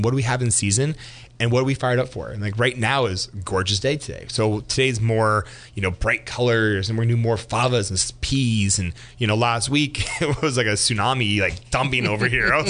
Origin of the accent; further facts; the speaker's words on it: Geyserville, California, United States; also born or lived in Healdsburg, California; I was born in Healdsburg, grew up in Geyserville, which is about 10 minutes north of Healdsburg.